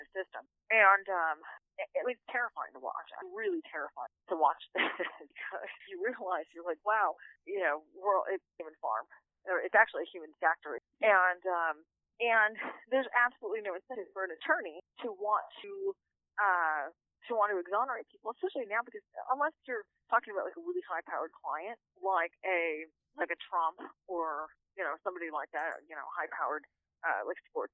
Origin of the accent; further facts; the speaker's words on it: Orange County, California, United States; I'm from Orange County